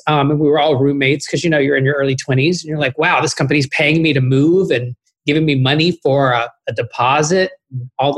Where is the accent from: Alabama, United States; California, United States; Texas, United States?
Texas, United States; Austin; moved away as an adult; also born or lived in Chicago; I'm from Austin, Texas